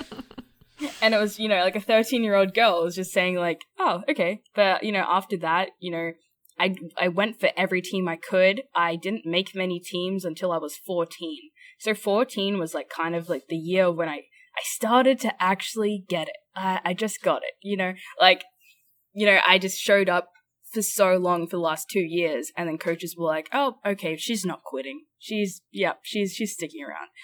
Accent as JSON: {"language": "English", "town": "Brisbane", "region": "Queensland", "country": "Australia", "also_born_or_lived": "Los Angeles", "moved": "as an adult", "said": "I'm from Brisbane, Australia"}